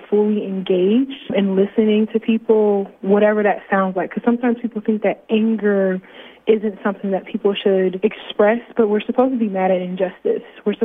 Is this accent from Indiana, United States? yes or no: yes; Fort Wayne, Indiana, United States; I'm from Fort Wayne, Indiana, born and raised on the south side of Fort Wayne